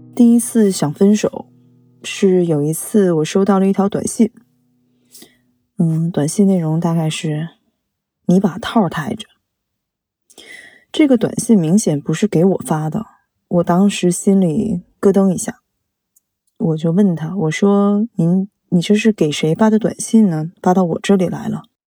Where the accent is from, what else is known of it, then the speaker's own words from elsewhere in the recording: Shenyang, Liaoning, China; also born or lived in Changchun; 我是沈阳人